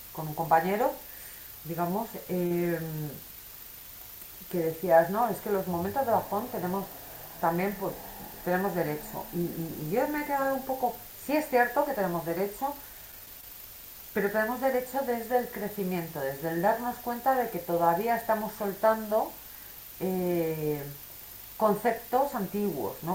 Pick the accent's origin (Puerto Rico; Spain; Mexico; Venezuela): Spain; soy española